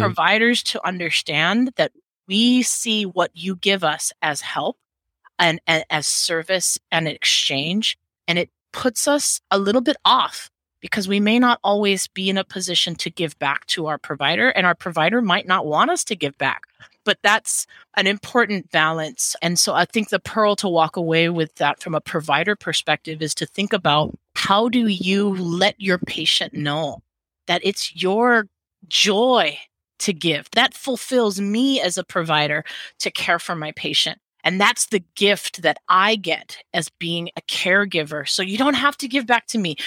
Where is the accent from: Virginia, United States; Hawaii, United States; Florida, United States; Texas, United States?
Hawaii, United States; also born or lived in Seattle; As a Hawaiian, I, I dance hula.